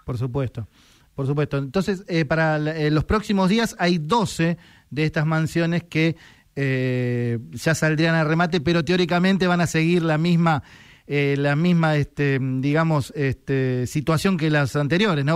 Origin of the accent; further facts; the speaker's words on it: San Isidro, Buenos Aires Province, Argentina; somos de San Isidro